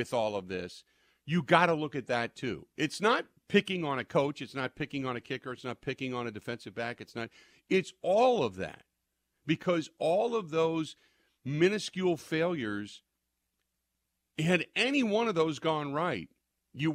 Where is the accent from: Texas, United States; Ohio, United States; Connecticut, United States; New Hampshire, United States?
Ohio, United States; Cincinnati; moved away; I spent a lot of years working in radio and living and growing up in Cincinnati.